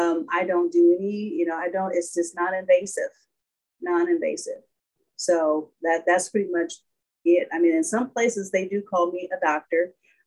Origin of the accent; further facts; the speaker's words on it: Denver, Colorado, United States; moved away as an adult; also born or lived in Atlanta, Georgia; now in Texas, United States; I call Denver my home. I spent 24 years there